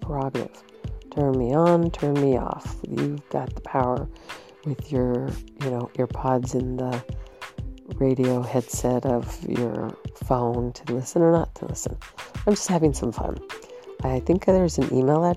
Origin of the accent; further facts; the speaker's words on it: Southern California, United States; also born or lived in Canada / Sacramento Valley; I grew up in the Irish community of Southern California.